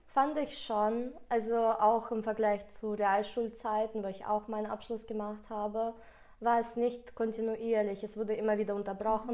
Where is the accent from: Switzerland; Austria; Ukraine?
Ukraine; first language Russian; German is a second language; now in Germany; dadurch, dass ich aus der Ukraine komme, ist Russisch meine Muttersprache